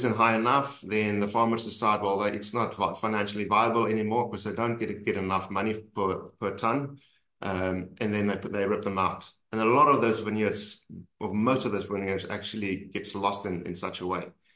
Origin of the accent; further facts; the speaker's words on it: South Africa; we're South African